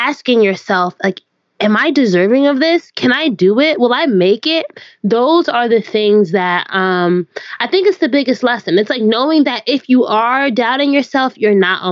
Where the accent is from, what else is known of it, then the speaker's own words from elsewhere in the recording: Orange, United States; my hometown of Orange